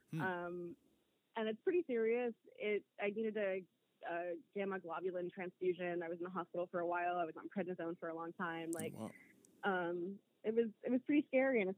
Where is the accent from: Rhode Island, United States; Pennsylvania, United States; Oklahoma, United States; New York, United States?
Rhode Island, United States; moved away as an adult; also born or lived in Brockton, Massachusetts; now in Maine, United States; I was born and raised in Rhode Island technically